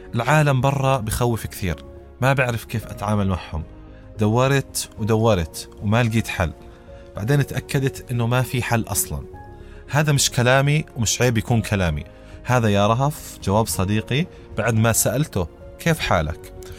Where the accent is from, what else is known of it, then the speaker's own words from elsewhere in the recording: Jordan; عندنا بالأردن